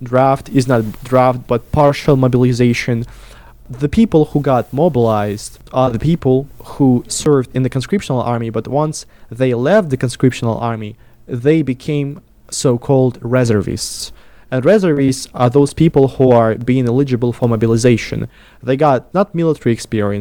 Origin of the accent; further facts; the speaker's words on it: Russian Far East, Russia; moved away as an adult; also born or lived in Moscow, Russia; now in Tbilisi, Georgia; making videos about my hometown, then like some cultural aspects of life in the far east of Russia.